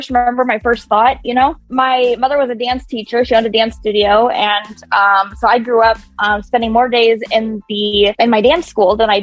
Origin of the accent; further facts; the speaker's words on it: Kansas City, United States; now in Des Moines, United States; I grew up in Kansas City. I'm actually not originally from Iowa